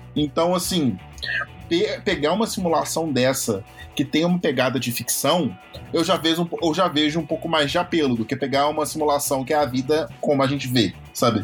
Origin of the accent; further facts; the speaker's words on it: Minas Gerais, Brazil; eu sou mineiro